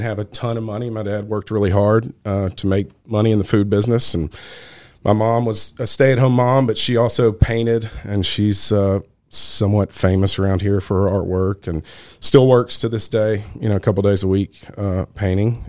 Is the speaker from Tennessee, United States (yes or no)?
yes; Nashville, Tennessee, United States; also born or lived in Brentwood; I'm from Nashville, born and raised.